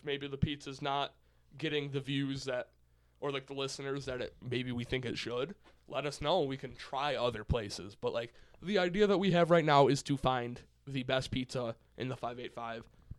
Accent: United States; As an American

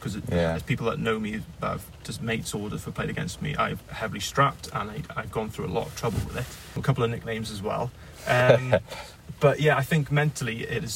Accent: Haverfordwest, Wales, United Kingdom; also born or lived in Fishguard; I was originally from Halford West, but I live in the area.

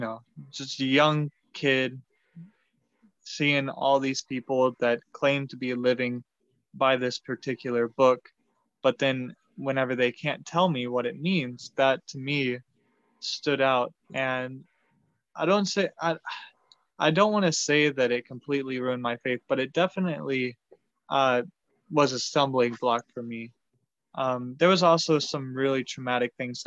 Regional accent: Pico, Texas, United States; moved away as an adult; also born or lived in Arkansas; I was born and raised in Pico, Texas, which is a small town of about 1,300 people

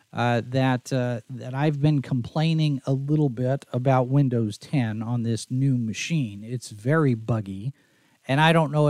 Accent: Dallas, Texas, United States; also born or lived in Oklahoma City; and I grew up in Dallas in the Dallas area, so Texas. You know, a lot of people when they hear that you're from Texas, they expect you to sound a certain way, and I didn't.

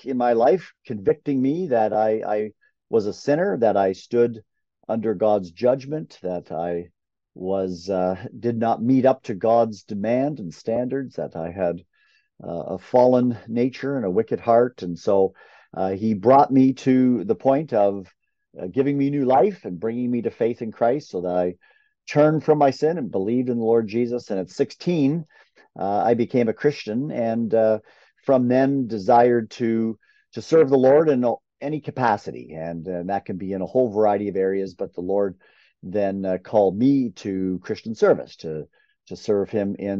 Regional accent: Canada; I grew up in Canada

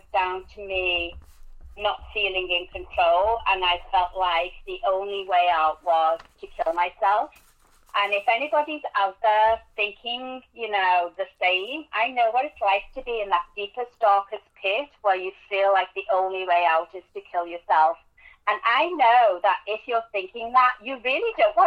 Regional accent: England, United Kingdom; accent: English; now in United States; As you can tell from my accent, I am English. Lived in America since 1998

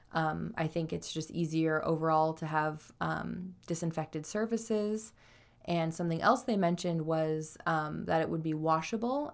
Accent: Idaho, United States; moved away; I was raised in Idaho

